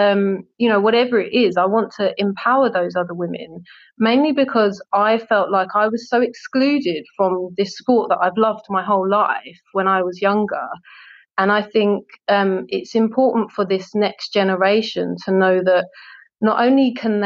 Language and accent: English; London, United Kingdom; I grew up in Southeast London, which is very multicultural